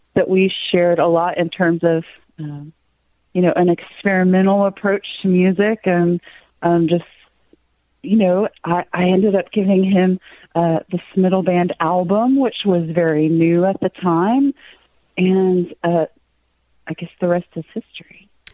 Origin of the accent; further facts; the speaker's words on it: Cave Springs, Arkansas, United States; I was born in Cave Springs. It's um, a little tiny town in between Rogers, Bentonville, Springdale, Fayetteville. It was population 969 when I went to high school